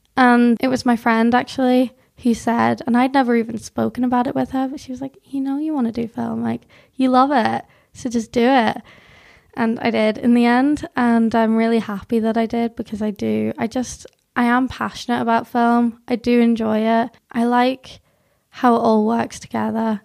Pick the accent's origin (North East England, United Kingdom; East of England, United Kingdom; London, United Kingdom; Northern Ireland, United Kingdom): Northern Ireland, United Kingdom; South Tyrone; accent: weird Northern English accent mixed with a bit of Northern Irish; also born or lived in North of England; I was born in England, lived there till I was eight, but I'd always, like, come down to Northern Ireland